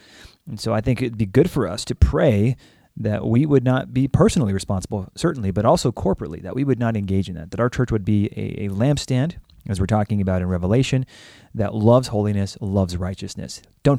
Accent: California, United States; I mean, I am as Texan as they become from California

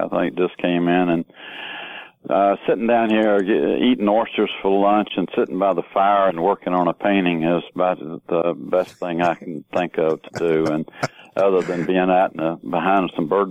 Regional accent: Lexington, North Carolina, United States; born or raised there

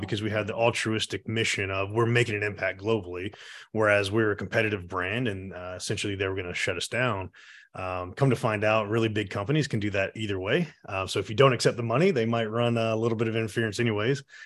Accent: Atlanta, Georgia, United States; I was born and raised here in Atlanta

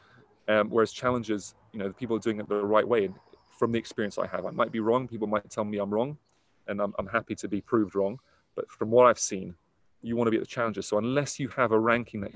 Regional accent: Middlesex, London, United Kingdom; I'm from Middlesex

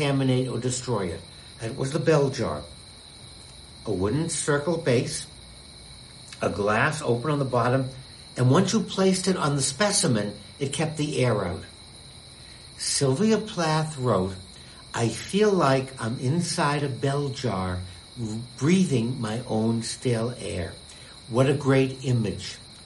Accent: United States; being an American

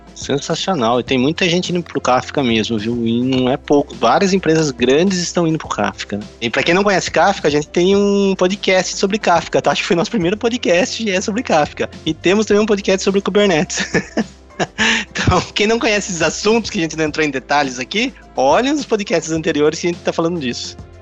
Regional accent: Sorocaba, São Paulo, Brazil; Eu sou de Sorocaba

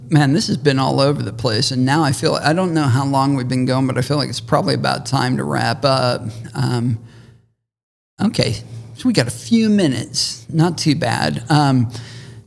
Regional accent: Shawnee, Oklahoma, United States; My hometown of Shawnee, Oklahoma

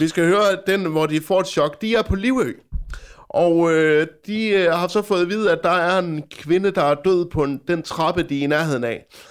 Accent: Frederikshavn, North Denmark Region, Denmark; min hjemstavn, Frederikshavn

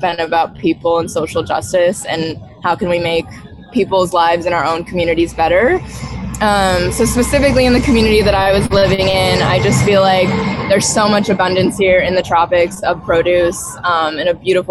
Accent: upstate New York, United States; now in Costa Rica; I'm from upstate New York

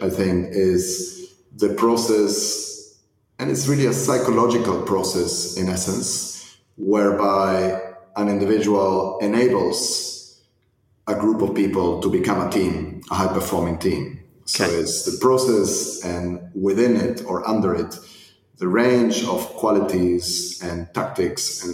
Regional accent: Argentina; moved away; I was born and raised in Argentina

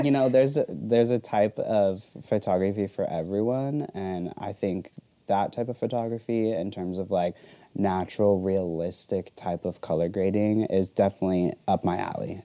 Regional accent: Arizona, United States; also born or lived in Florida; I've lived in Arizona like all my life

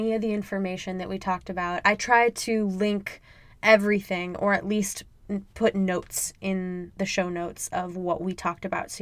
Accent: Midwest, United States; I'm from the Midwest, so I only really know it as a Midwestern goodbye.

